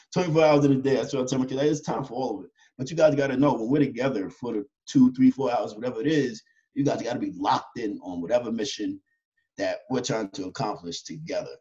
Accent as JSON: {"language": "English", "town": "Yonkers", "region": "New York", "country": "United States", "tie": "born or raised there", "said": "I was born and raised in Yonkers, New York, uh, inner city kids. I grew up in the project"}